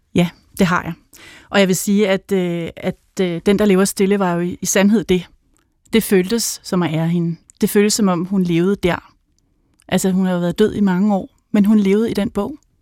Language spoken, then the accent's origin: Danish; Helsinge, Capital Region of Denmark, Denmark; jeg kommer fra, øh, fra Helsinge, hvor jeg er vokset op